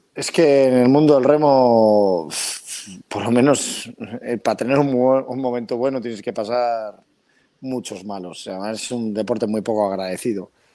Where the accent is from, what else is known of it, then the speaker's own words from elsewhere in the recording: Pedreña, Cantabria, Spain; yo soy mm. pedreñero por los cuatro costados.